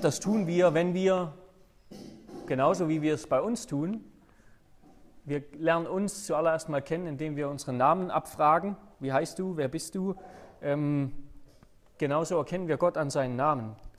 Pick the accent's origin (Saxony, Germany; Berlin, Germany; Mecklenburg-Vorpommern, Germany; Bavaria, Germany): Saxony, Germany; moved away as an adult; also born or lived in Hannover; Sachsen, wo ich, äh, wo meine Eltern wohnen, wo ich herkomme